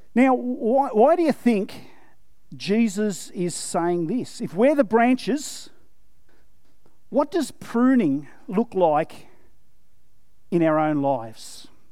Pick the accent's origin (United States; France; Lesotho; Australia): Australia; yes, I'm, I'm Australian, yes, I'm white